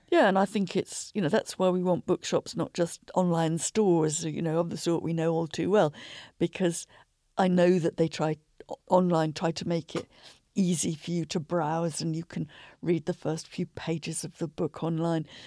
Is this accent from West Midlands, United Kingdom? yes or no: yes; Shropshire, West Midlands, United Kingdom; I was growing up in Shropshire